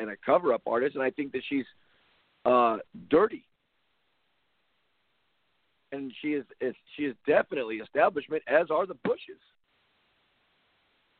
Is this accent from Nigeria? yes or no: no; Compton, California, United States; I grew up in Compton